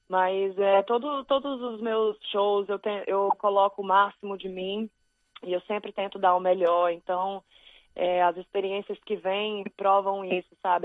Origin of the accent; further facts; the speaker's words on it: Brazil; moved away; eu sou brasileira